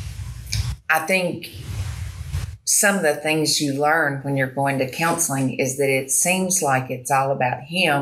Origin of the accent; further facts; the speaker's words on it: Birmingham, Alabama, United States; I grew up in Birmingham